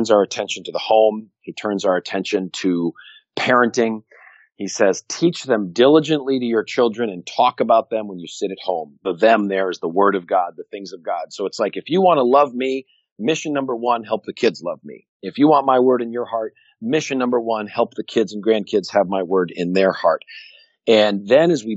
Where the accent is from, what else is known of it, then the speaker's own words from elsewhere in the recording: Connecticut, United States; I grew up in Connecticut